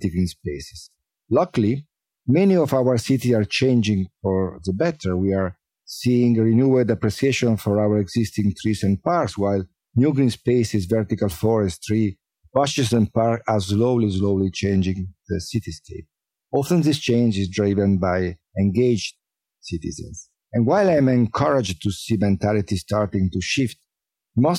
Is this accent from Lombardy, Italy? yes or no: yes; Milan, Lombardy, Italy; I was born and raised in Milano during the 60s